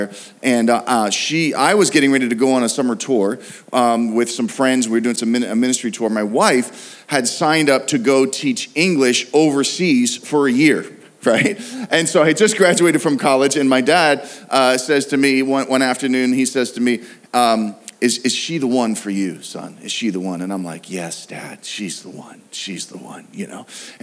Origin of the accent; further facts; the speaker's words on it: Pittsburgh, Pennsylvania, United States; we're from Pittsburgh